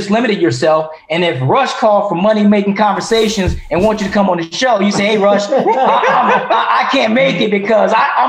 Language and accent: English; Detroit, Michigan, United States; I'm from Detroit. We used to wear name belt buckles.